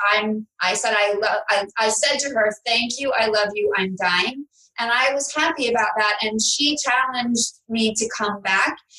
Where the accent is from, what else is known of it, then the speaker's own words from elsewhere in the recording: New York City, New York, United States; moved away as an adult; now in Palm Beach, United States; I'm from New York City.